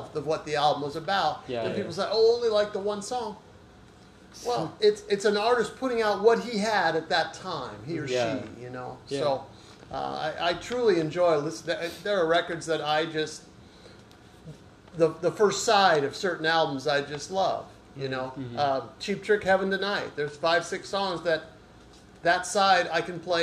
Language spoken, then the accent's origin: English; Placentia, California, United States; now in Mission Viejo, United States; I grew up in Placentia. And then right now I live in Mission Viejo.